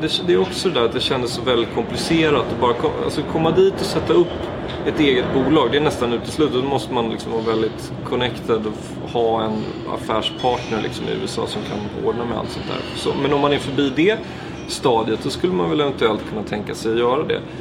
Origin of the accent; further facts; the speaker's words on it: Sweden; now in Berlin, Germany; som svensk